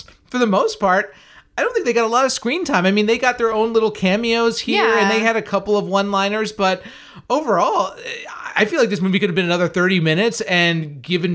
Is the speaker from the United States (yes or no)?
yes; Northeast, United States; now in Tampa, United States; I come from the Northeast